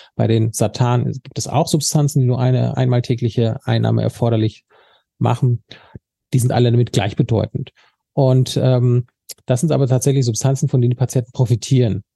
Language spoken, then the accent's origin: German; Sauerland, North Rhine-Westphalia, Germany; ich komme jetzt aus dem Sauerland